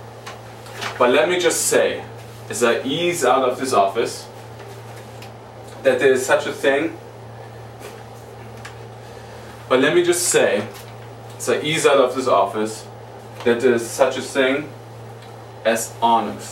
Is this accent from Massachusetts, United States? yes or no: yes; Boston, Massachusetts, United States; I'm from Boston